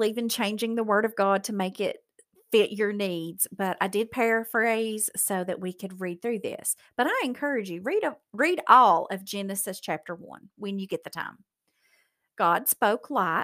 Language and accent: English; Appalachian Mountains, United States; I'm from the Appalachian Mountains, so we have learned how to fry anything.